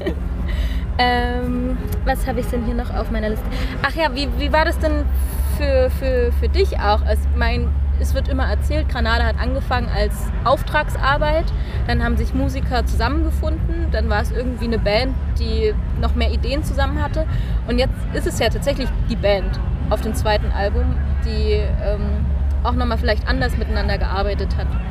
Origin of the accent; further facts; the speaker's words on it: Germany; wir auch einfach als Deutsche